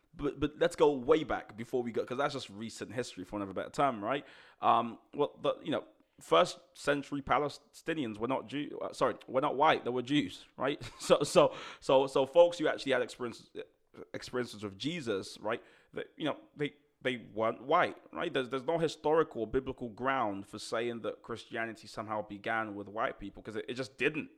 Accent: Nigeria; moved away; growing up in Nigeria, I was only there for a few years

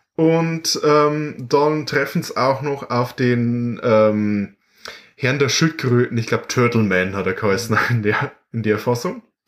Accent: Bavaria, Germany; bei uns in Bayern

